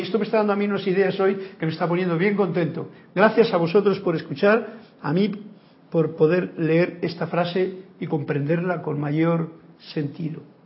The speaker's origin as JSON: {"language": "Spanish", "region": "Andalusia", "country": "Spain", "moved": "as an adult", "lives_now": "Panama", "said": "mi pueblo de allá donde yo vivo en Andalucía, o vivía"}